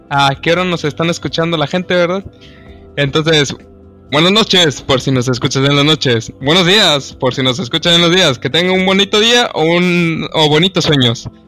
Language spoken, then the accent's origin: Spanish; Mexico; also born or lived in Nuevo León; toco madera como buen mexicano.